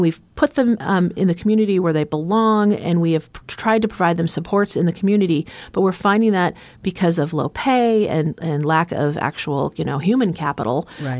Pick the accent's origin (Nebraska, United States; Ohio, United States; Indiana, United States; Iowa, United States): Nebraska, United States; Omaha; I am uh, born and raised in Omaha, Nebraska